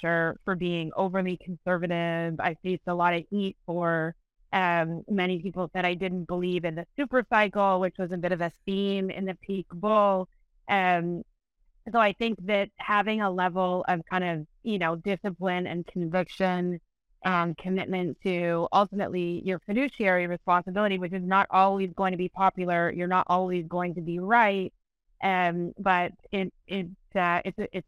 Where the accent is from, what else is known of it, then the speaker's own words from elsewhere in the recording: Canada; I'm a Canadian